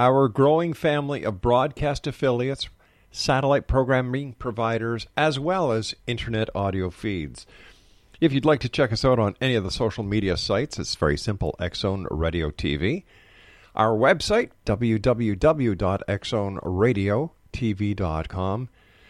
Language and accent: English; Canada; for us Canadians